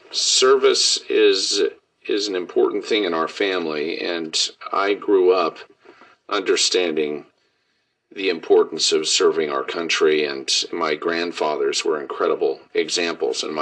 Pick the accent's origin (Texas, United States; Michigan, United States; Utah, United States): Utah, United States; Pleasant Grove; Pleasant Grove, Utah. My ancestors came from Scandinavia, from Denmark, and immigrated